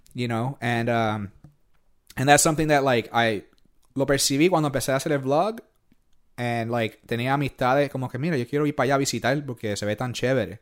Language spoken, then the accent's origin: Spanish; Puerto Rico; also born or lived in New York; now in Louisiana, United States; yo me crié en Puerto Rico